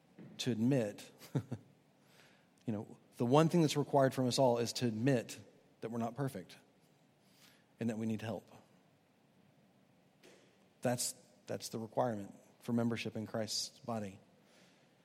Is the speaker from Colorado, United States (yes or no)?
no; Houston, Texas, United States; now in Charleston, United States; Houston has been on my mind lately. That's my hometown